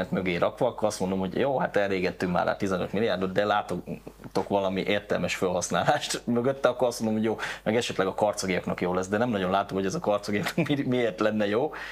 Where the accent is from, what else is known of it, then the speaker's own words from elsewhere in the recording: Karcag, Jász-Nagykun-Szolnok, Hungary; born there; a szülőhelyem egyébként a karcagi kórházba születtem